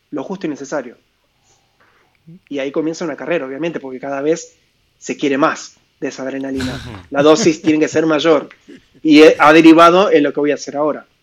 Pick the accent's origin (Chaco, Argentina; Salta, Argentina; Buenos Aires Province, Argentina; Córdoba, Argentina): Buenos Aires Province, Argentina; Mercedes; also born or lived in Mar del Plata; esa ciudad se llama Mercedes, de donde yo digo que soy de ahí, aunque nací en Mar del mm. Plata, digo que soy de Mercedes, porque fue donde más años he pasado de mi vida, donde más veces he vuelto.